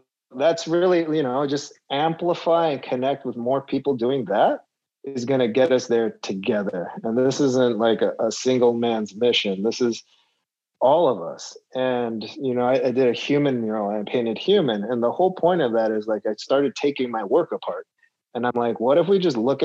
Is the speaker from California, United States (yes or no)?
yes; Los Angeles, California, United States; in my hometown